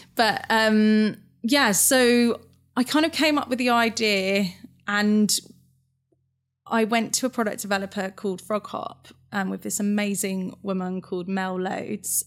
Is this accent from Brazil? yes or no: no; Fleet, South East England, United Kingdom; I'm from Hampshire. Yeah. A place called Fleet.